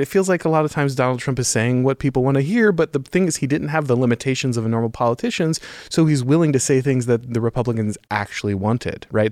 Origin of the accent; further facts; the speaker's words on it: Florida, United States; I grew up in Florida